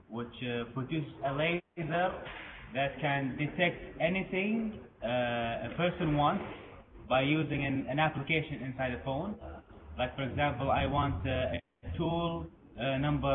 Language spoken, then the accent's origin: English; Kuwait; I am from Kuwait.